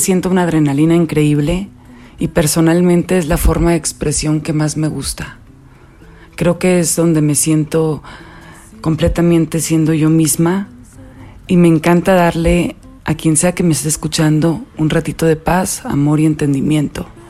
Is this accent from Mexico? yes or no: yes; Monterrey, Nuevo León, Mexico; Soy una regia bastante soñadora